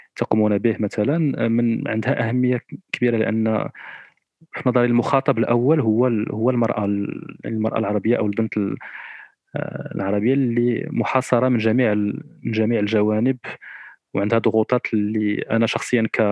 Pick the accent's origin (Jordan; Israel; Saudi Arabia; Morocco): Morocco; انا كشاب مغربي او كشابه مغربيه